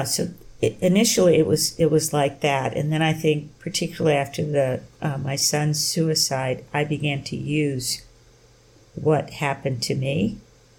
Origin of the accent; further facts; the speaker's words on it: the South, United States; moved away; growing up in the Jim Crow South